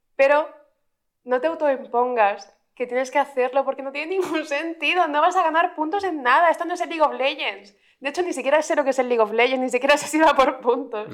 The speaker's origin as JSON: {"language": "Spanish", "town": "Cartagena", "region": "Region of Murcia", "country": "Spain", "moved": "yes", "lives_now": "Madrid, Spain", "said": "somos una persona de Badajoz y de Cartagena que no saben decir la X"}